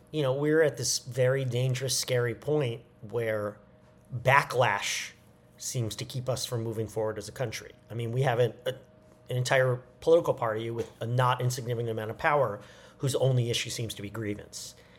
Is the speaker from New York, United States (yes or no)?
yes; New York, United States; moved away; going back to New York, my hometown